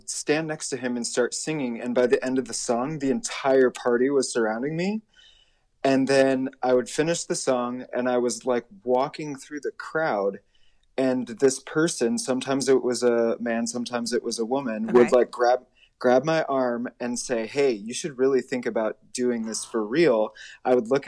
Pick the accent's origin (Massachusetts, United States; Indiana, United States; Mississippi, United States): Indiana, United States; Auburn; moved away as an adult; also born or lived in Chicago suburbs, Illinois; now in New York, United States; I was lucky enough to be born in Auburn, Indiana, which means that I grew up kind of in the DeKalb High School program